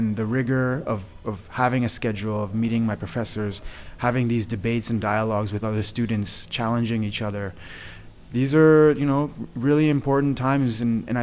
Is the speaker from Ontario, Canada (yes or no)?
yes; Belleville, Ontario, Canada; I grew up in Belleville, Ontario, so it's right next door.